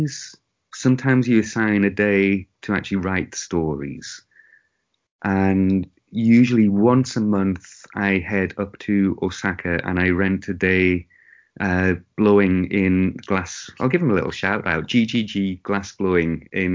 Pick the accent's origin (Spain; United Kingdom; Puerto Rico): United Kingdom; England; moved away as an adult; now in Japan; I am English